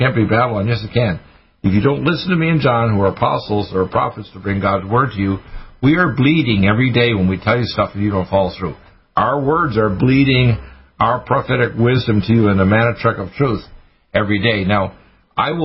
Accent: Dartmouth, Nova Scotia, Canada; I was raised in Dartmouth, Nova Scotia, a naval town

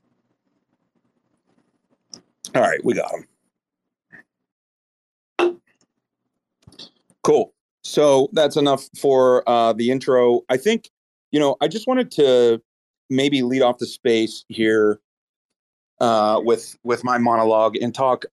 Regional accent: United States; we're American

